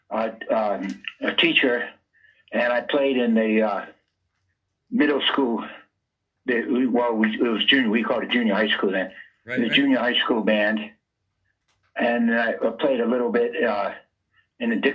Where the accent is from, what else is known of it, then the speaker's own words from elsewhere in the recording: Rhode Island, United States; Well, Rhode Island is it's the you know it's the smallest state, and it's called the Ocean State too because uh, it's only 50 miles across